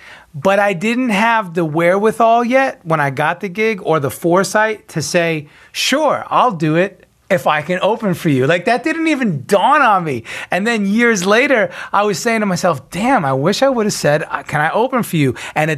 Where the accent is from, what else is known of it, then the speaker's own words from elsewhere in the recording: New York, United States; also born or lived in Nashville; now in Los Angeles, United States; I moved here from Nashville. I was originally from New York.